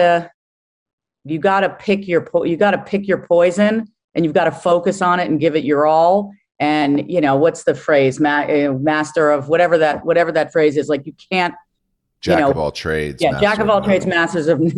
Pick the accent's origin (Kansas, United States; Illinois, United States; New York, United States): New York, United States; Larchmont; moved away; Grew up in Larchmont, New York